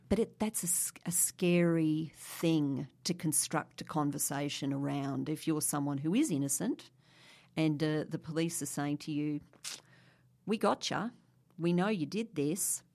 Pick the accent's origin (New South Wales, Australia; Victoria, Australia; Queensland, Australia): Queensland, Australia; Brisbane; I grew up in Brisbane